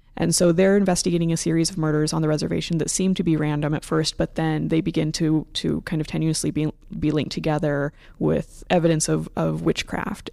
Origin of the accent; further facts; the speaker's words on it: Phoenix, Arizona, United States; moved away; I'm from the Phoenix area, and so I'm f, a city girl